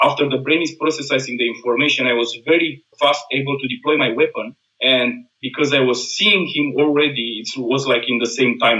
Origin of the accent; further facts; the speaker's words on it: Romania; now in Austria; I am from Romania